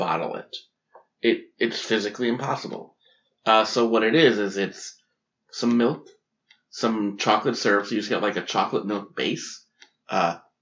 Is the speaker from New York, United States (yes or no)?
yes; New York, United States; moved away; I'm from New York originally